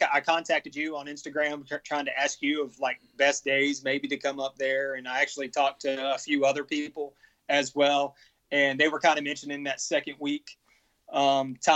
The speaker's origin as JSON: {"language": "English", "region": "Florida", "country": "United States", "said": "we're from Florida"}